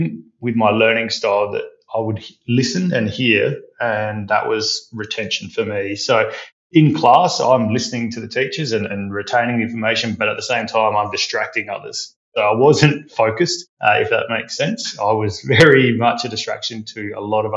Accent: Adelaide, South Australia, Australia; I'm an Adelaide born boy through and through, still to this day based there

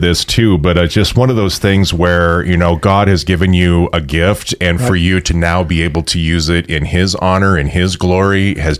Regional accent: Cut Bank, Montana, United States; moved away; I am from a tiny little highline town in north central Montana called Cutbank, Montana, which shows up a lot in the wintertime as the coldest spot in the nation.

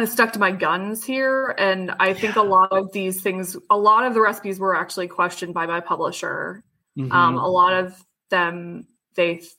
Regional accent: Miami, Florida, United States; I grew up in Miami

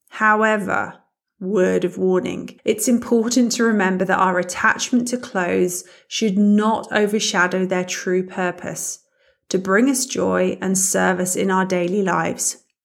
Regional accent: United Kingdom; moved away as an adult; now in Germany; As you can probably hear, I'm British, but I've been living in Germany for the past eighteen years

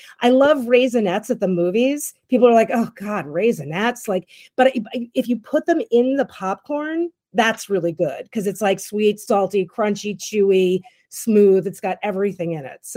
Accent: New York City, New York, United States; moved away; I'm from New York City originally.

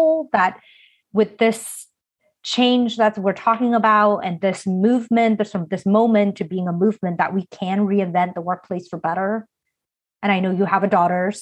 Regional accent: United States; growing up in America as an Asian American

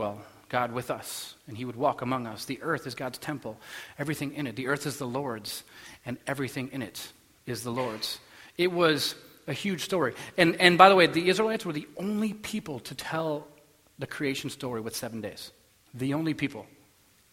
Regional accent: United States; I'm American

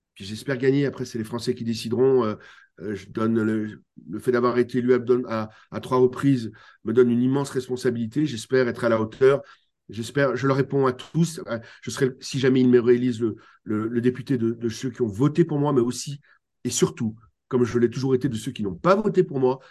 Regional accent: France; Chez nous en France

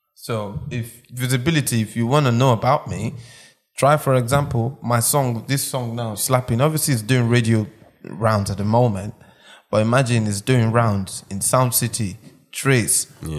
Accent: Nigeria; also born or lived in Malaysia; now in United Kingdom; I'm from Nigeria, but I don't live in Nigeria. But I live in the UK

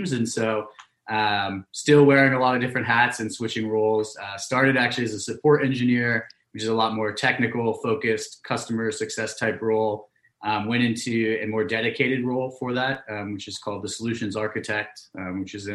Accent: Pleasanton, California, United States; also born or lived in London; I'm originally from Pleasanton, California. So that's out in the East Bay, Northern California

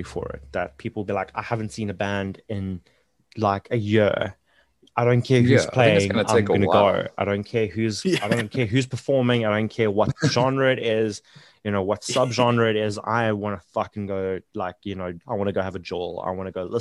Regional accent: Johannesburg, Gauteng, South Africa; now in Durban, South Africa; I'm originally from Joburg

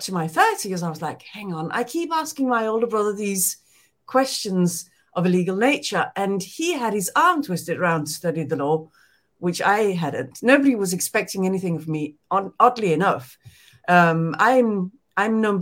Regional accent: Denmark; English is a second language; moved away; I was born in Denmark

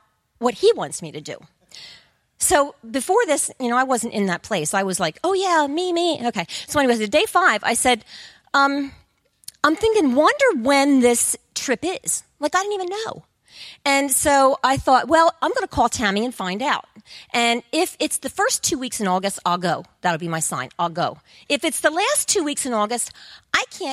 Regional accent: Coatesville, Pennsylvania, United States; I was born and raised in Coatesville, and there's nothing there

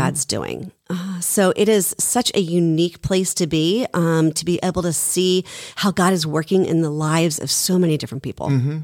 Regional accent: Haddonfield, New Jersey, United States; I grew up in Haddonfield

